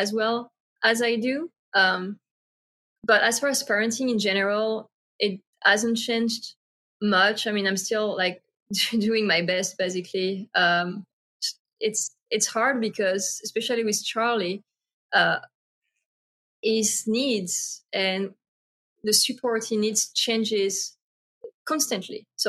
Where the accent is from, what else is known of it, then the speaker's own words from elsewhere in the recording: France; moved away; I grew up in France